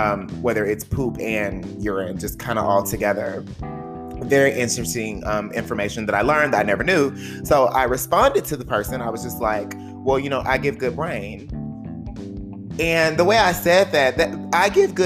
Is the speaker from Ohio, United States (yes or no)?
no; the South, Texas, United States; accent: Southern; moved away as an adult; I'm a boy from the South. I'm a Southern gentleman